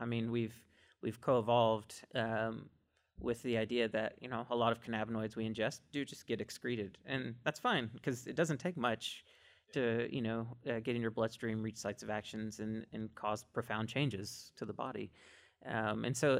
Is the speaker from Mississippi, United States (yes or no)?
yes; Mississippi, United States; I'm from Mississippi